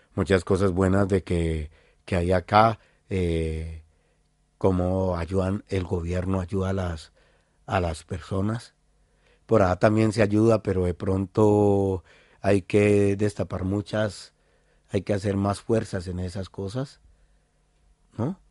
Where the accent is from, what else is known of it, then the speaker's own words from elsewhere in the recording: Cali, Valle del Cauca, Colombia; moved away as an adult; now in Basque Country, Spain; vengo de Cali